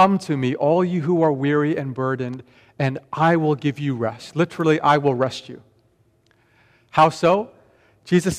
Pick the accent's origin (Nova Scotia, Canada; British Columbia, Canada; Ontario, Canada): British Columbia, Canada; Vancouver; born or raised there; also born or lived in Tokyo, Japan